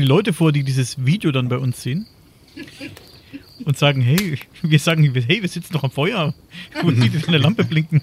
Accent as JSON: {"language": "German", "town": "Coburg", "region": "Bavaria", "country": "Germany"}